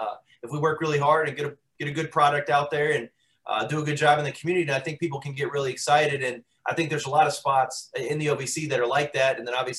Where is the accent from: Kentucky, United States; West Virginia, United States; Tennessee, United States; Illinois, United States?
Kentucky, United States; Lexington; also born or lived in Daytona, Florida; now in Martin, United States; I was born in Lexington, Kentucky.